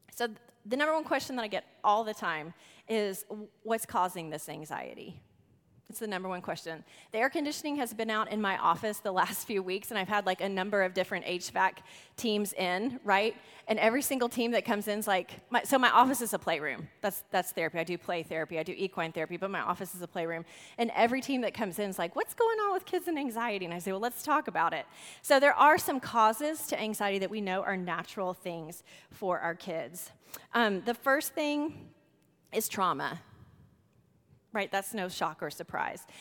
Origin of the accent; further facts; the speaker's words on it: The Woodlands, Texas, United States; We are from the Woodlands, Texas.